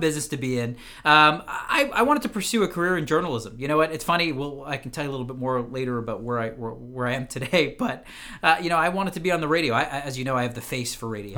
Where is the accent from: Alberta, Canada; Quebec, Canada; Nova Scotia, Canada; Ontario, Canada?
Ontario, Canada; Ottawa; originally born and raised in Ottawa, Canada